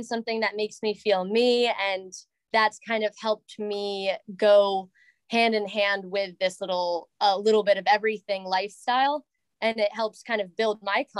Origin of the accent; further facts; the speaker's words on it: Southern Maine, United States; I am from the Southern Maine area and went to UMaine